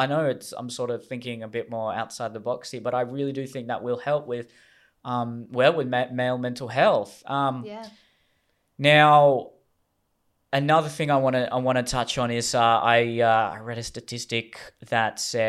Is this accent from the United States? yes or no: no; Australia; So now it's, you know, being an Australian, patriotism was, I think, much more valued in previous generations compared to what it is now.